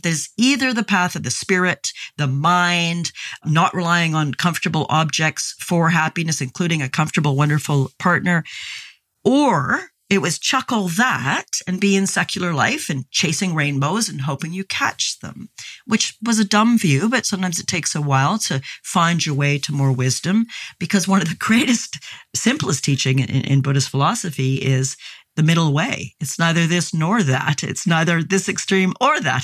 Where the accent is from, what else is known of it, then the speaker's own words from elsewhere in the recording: Canada; I grew up in Canada where we used to have barbecues with coalish briquettes back when I was a kid